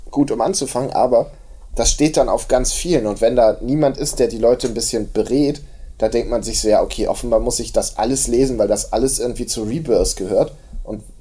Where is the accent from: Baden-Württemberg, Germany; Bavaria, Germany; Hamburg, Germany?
Hamburg, Germany; ja, ich komme eigentlich aus Hamburg, da habe ich ja auch noch nicht von gehört.